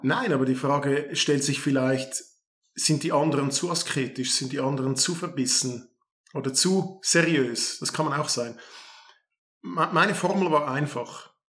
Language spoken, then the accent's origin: German; Kloten, Zurich, Switzerland; Ich bin in Kloten aufgewachsen